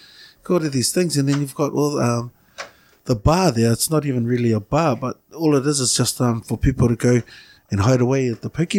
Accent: Auckland, New Zealand; I said, oh, Rānui.

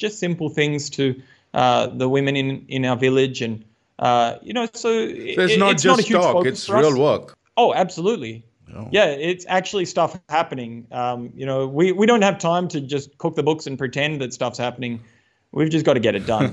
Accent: Australia; moved away as an adult; also born or lived in Tasmania; now in Uttarakhand, India; growing up in Australia

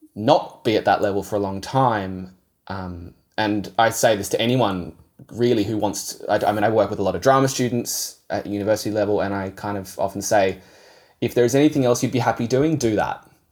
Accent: Yarra Valley, Victoria, Australia; also born or lived in Kangaroo Ground; I grew up sort of near the Yarra Valley. My parents moved out to Kangaroo Ground when I was ten

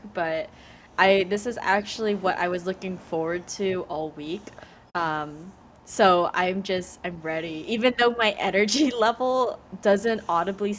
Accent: United States; first language Vietnamese; English is a second language; being a child of immigrant parents, growing up in the United States

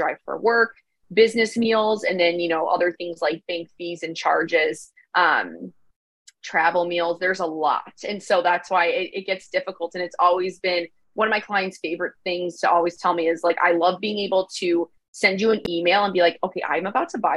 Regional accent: Chicago, Illinois, United States; moved away as an adult; I'm originally from Chicago

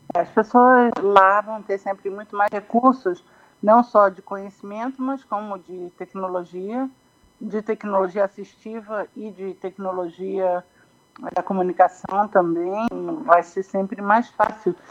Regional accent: Brazil; moved away as an adult; como brasileiro

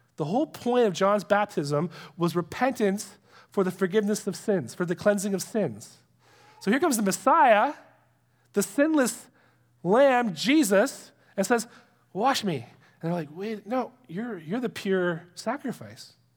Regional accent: Canada; We're Canadian.

